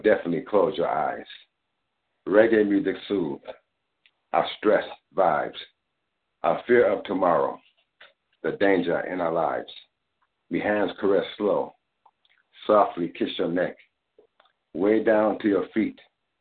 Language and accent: English; Grenada; I'm from Grenada, Caribbean. And so a lot of me poetry is coming from a Caribbean, Grenadian type of vibe